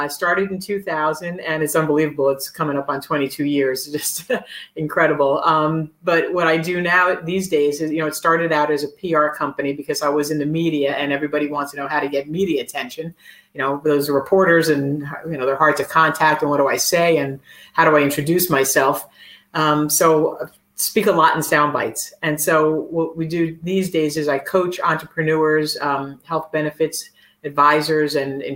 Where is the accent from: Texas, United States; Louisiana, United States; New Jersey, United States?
New Jersey, United States; also born or lived in Brooklyn, New York; I was born in Brooklyn and, you know, I grew up in New Jersey